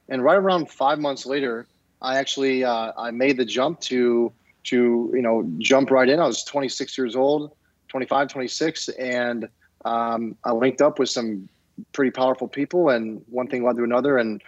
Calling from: Detroit, Michigan, United States; I am calling in from Detroit, Michigan, just outside the city.

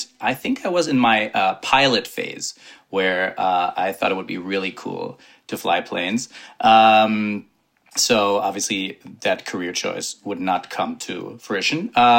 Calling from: New York, United States; I am calling in from upstate New York. Usually I live in the city, though.

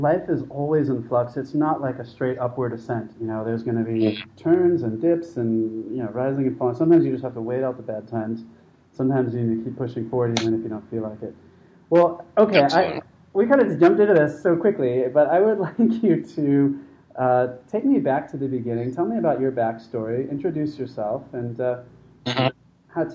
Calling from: Chiang Mai, Thailand; So I'm calling today from Chiang Mai.

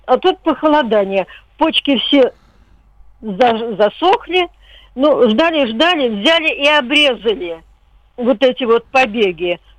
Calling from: Podolsk, Moscow Oblast, Russia; Я из Подольска. Подольск.

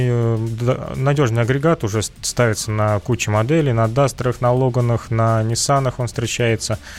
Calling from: Kazan, Tatarstan, Russia; Здравствуйте, добрейшего вам утра. Я из Казани.

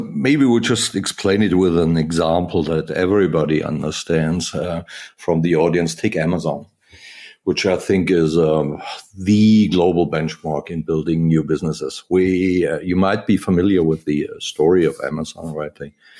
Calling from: Wiesbaden, Hesse, Germany; The office is in Wiesbaden, which is close to Frankfurt, Germany. So pretty much in the core of Europe, if you will.

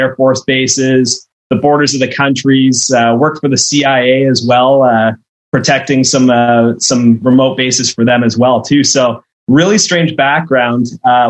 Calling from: Victoria, British Columbia, Canada; Yeah, and I'm coming in from Victoria, BC, Canada, so I'm quite exotic.

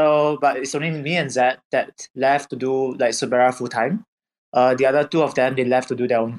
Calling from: Singapore; I'm calling from Singapore.

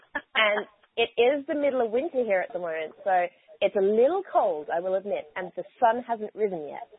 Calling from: Brisbane, Queensland, Australia; So I'm calling in from Brisbane, Australia, which is where I call home.

